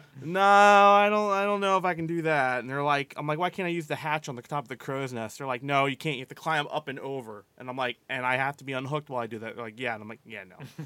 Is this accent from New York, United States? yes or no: no; Maryland, United States; I grew up in Maryland, primarily on the bay, grew up, grew up on the water mainly